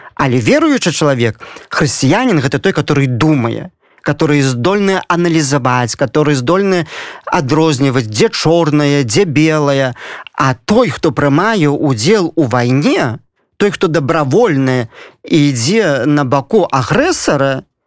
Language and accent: Belarusian; Belarus; я заўсёды ганаруся что я беларус